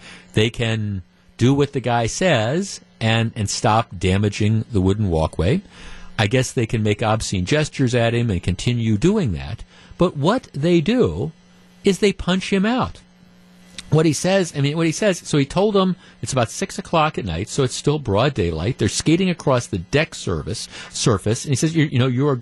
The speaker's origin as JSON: {"language": "English", "town": "Glendale", "region": "Wisconsin", "country": "United States", "tie": "born or raised there", "said": "when I was growing up in Clovernook, that's the neighborhood I grew up in Glendale"}